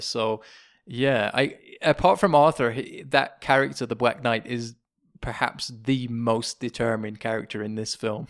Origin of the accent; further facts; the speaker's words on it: England, United Kingdom; moved away; a Brit, as an Englishman